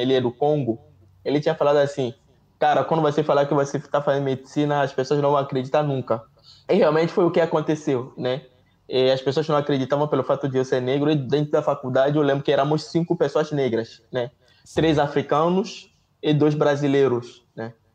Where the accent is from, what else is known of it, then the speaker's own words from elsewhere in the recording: Togo; Portuguese is a second language; moved away as an adult; also born or lived in Rio de Janeiro, Brazil; now in Brazil; Em casa a gente falava francês, Mina e V.